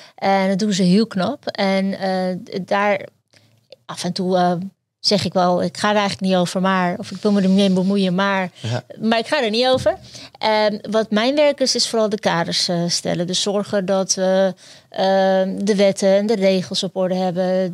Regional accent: Netherlands; also born or lived in Turkey; ik ben zelf eh, geboren in Turkije, uit, hier naartoe gevlucht en hier opgegroeid

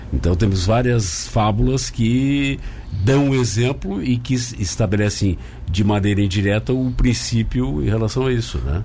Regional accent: Rio Grande do Sul, Brazil; now in Tubarão, Brazil; eu sou gaúcho, morei muitos anos lá

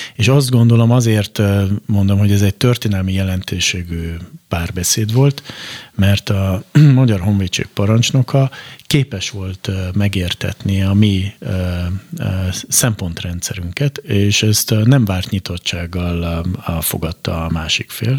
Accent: Hungary; mi a magyarként itt a Kárpát-medencében arra szocializálódtunk be

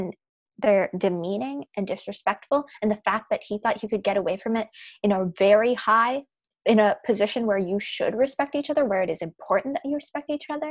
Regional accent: Oklahoma, United States; Oklahoma, so we're from Oklahoma

